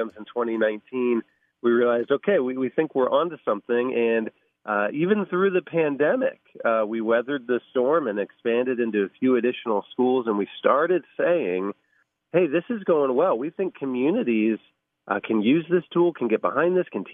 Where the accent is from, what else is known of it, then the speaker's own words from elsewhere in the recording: Van Wert, Ohio, United States; my hometown of Van Wert, Ohio.